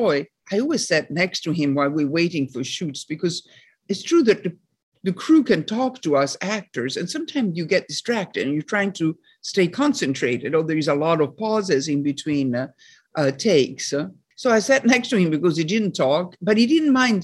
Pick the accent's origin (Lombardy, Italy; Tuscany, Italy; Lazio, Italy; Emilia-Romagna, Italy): Lazio, Italy; Rome; moved away as an adult; also born or lived in Paris, France; from the age of 8 to 18, I grew up in Rome, and then I came to New York